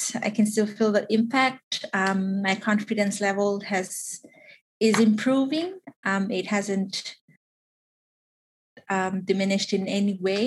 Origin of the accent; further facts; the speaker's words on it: Tuvalu; I am from Tuvalu, the beautiful sandy beaches of Tuvalu